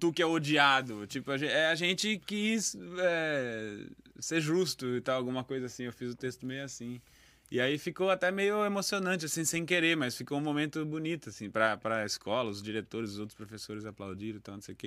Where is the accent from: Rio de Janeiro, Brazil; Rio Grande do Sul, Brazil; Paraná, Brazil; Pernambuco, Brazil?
Pernambuco, Brazil; Recife; moved away; also born or lived in São Paulo / Presidente Epitácio / Campo Grande; Então eu não nasci em Recife, mas eu passei 15 anos em Recife, quase 16 anos em Recife